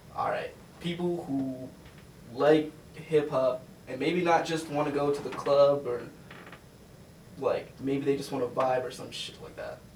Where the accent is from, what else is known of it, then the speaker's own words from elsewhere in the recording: Denver, Colorado, United States; I'm from Denver